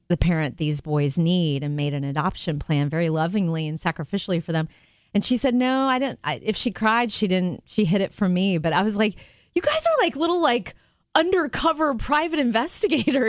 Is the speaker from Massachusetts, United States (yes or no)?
no; Jupiter, Florida, United States; growing up in Jupiter, Florida, it would probably be the smell of the salt, the sea air.